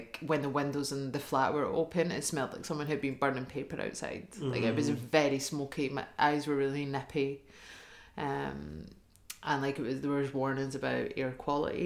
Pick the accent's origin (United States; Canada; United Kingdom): United Kingdom; Hamilton, Scotland; I'm from Hamilton